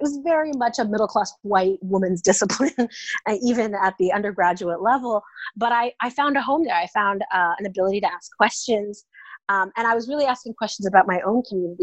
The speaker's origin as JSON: {"language": "English", "town": "Oakland", "region": "California", "country": "United States", "tie": "born or raised there", "also_born_or_lived": "Indiana", "moved": "as an adult", "lives_now": "Austin, United States", "said": "I'm originally from the San Francisco Bay Area. I grew up in Oakland, California."}